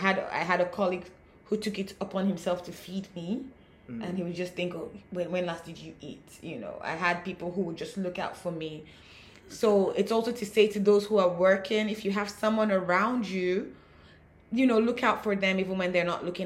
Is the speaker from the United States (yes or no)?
no; Nigeria; being African, with being Nigerian